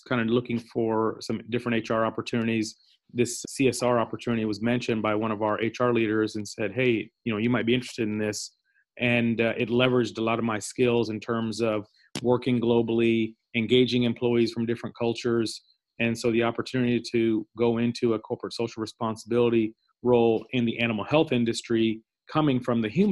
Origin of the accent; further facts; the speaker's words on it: Indianapolis, Indiana, United States; also born or lived in Pakistan; moved to Indianapolis, Indiana, where I grew up, went to school, and I'm actually in the northern suburbs of Indianapolis now.